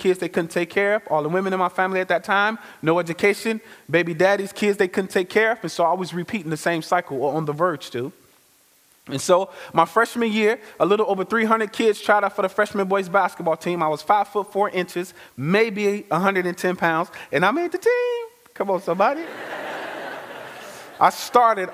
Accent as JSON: {"language": "English", "town": "Chicago", "region": "Illinois", "country": "United States", "tie": "born or raised there", "said": "I am originally from Chicago, born and bred"}